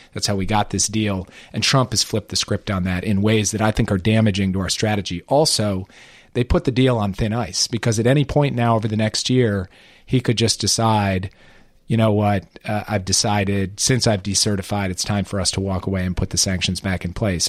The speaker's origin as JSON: {"language": "English", "town": "Minneapolis", "region": "Minnesota", "country": "United States", "tie": "born or raised there", "moved": "yes", "said": "the place I grew up, about my hometown, about the state of Minnesota"}